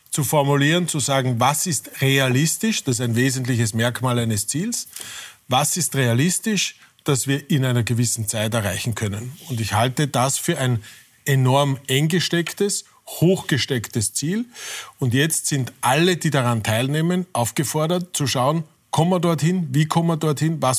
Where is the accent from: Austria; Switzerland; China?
Austria; Irdning, Styria; egal ob in äh, Irtning, meiner Heimatgemeinde, oder in Brüssel